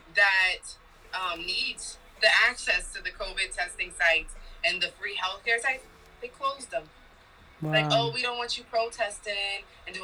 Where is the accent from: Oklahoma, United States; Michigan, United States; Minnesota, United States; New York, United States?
New York, United States; They call me the New York girl.